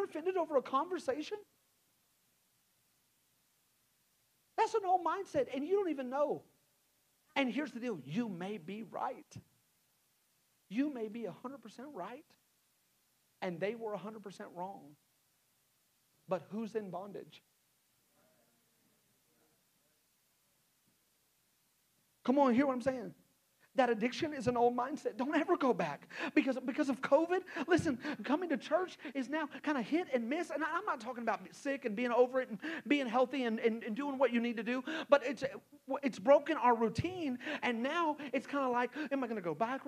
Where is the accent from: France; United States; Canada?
United States; Texas; also born or lived in Hot Springs, Arkansas; now in Rogers, United States; I grew up in Texas